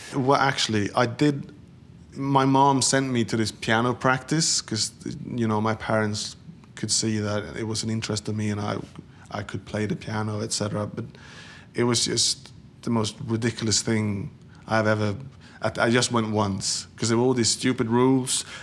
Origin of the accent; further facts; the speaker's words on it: Sweden; moved away as an adult; Growing up in Sweden in the 70s and 80s